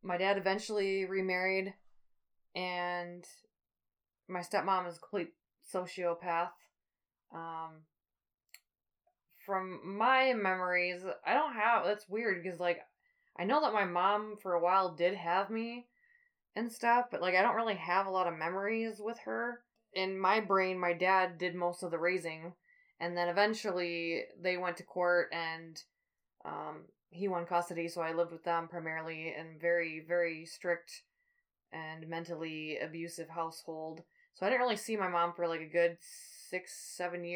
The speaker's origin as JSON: {"language": "English", "town": "River Falls", "region": "Wisconsin", "country": "United States", "tie": "born or raised there", "said": "I was born in River Falls, Wisconsin, March 9th, 1988"}